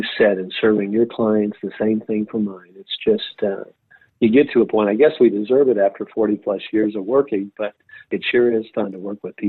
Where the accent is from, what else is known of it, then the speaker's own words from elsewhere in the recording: Indiana, United States; moved away as an adult; also born or lived in Atlanta; I grew up in Indiana. I am the oldest of nine children. And once graduated from Indiana University in accounting